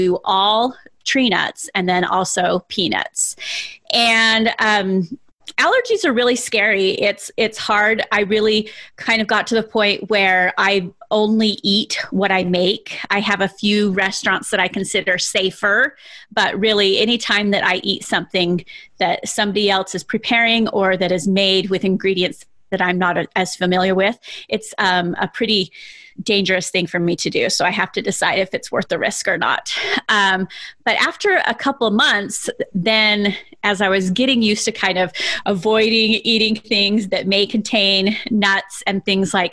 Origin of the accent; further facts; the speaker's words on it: South Jordan, Utah, United States; I grew up in South Jordan, Utah